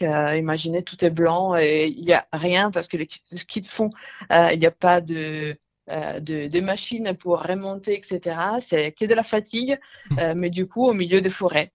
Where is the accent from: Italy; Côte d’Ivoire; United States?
Italy; Lombardy; accent: Italian; French is a second language; now in Miramas, France; je suis italienne, mon accent me trahit